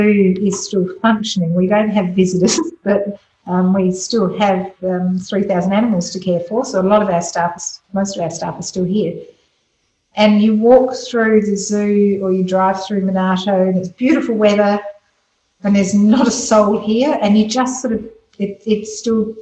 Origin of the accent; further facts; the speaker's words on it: Adelaide, South Australia, Australia; also born or lived in Scotland; we had come out from Scotland, so I was we came to Scotland with my three brothers in the late 60s, so very typical of what was called the 10-pound poms, except we were Scottish. And growing up in Athelstan